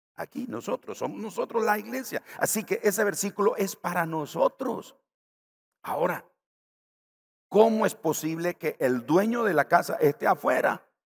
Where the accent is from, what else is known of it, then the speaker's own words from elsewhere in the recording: Nicaragua; Yo estoy pensando en la tortilla aquí de mi tierra